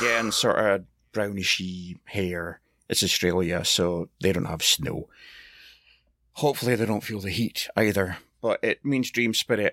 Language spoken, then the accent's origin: English; Scotland, United Kingdom; I'm Scottish